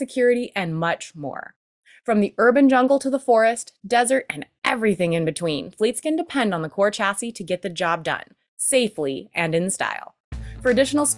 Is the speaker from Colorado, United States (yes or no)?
no; Bend, Oregon, United States; my hometown in Bend, Oregon